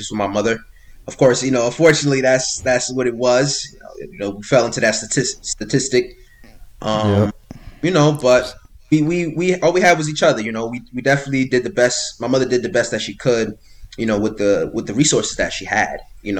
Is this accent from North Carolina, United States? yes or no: no; Miami, Florida, United States; born there; also born or lived in New York; now in New Jersey, United States; I'm originally from Florida, right? I was born in Miami, Florida. My family moved around a little bit growing up. You know, I was born in Florida. I moved to New York, lived in New York for a little bit, then moved over to Jersey.